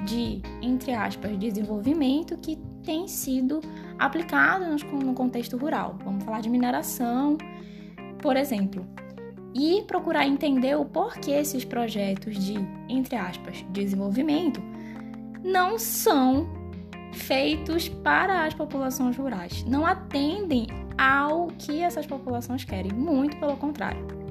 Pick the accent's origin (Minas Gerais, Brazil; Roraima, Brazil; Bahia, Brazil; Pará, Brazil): Pará, Brazil; Belém; moved away as an adult; now in Goiânia, Brazil; Eu nasci e fui criada em Belém do Pará, mas desde o ano passado me mudei aqui para Goiânia